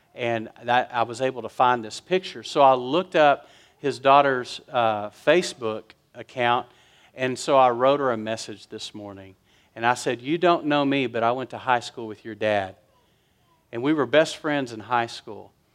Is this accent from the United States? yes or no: yes; West Texas, United States; I was raised in West Texas.